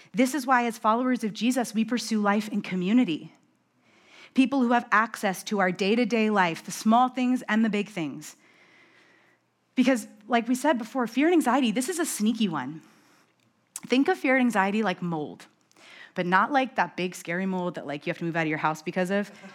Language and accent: English; New York, United States; I'm from New York.